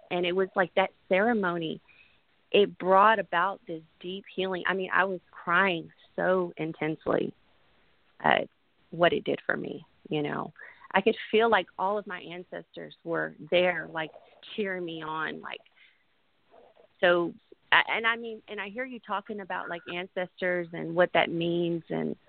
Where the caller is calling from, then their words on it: Houston, Texas, United States; I'm calling from Houston, Texas.